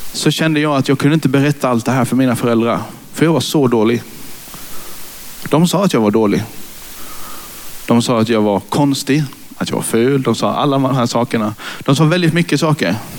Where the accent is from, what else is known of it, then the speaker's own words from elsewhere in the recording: Karlshamn, Blekinge, Sweden; moved away as an adult; now in Nybro, Sweden; Jag är influgen från Karlshamn där jag är uppfödd och uppvuxen